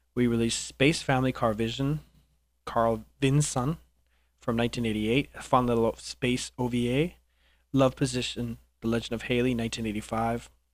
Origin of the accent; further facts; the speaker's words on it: Canada; I'm Canadian